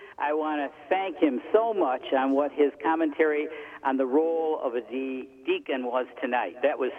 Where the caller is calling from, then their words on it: Rochester, New York, United States; I'm calling from upstate New York in the Rochester Diocese.